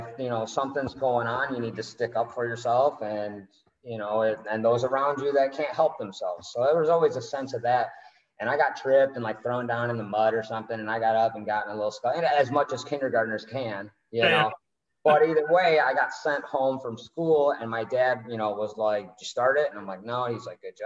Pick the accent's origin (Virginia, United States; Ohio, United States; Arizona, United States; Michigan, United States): Michigan, United States; Northville; now in Tampa, United States; I'm from Northville, Michigan